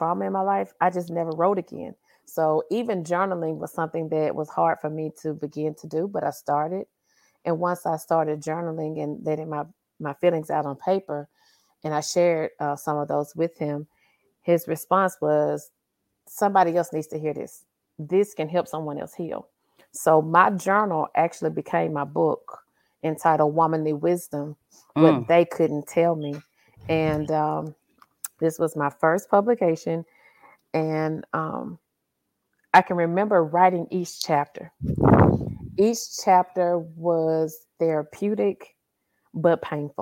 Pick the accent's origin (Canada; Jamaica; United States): United States; Carthage, Mississippi; also born or lived in Louisville, Kentucky; Born and raised in Carthage, Mississippi, which is smack dab in the middle of Mississippi.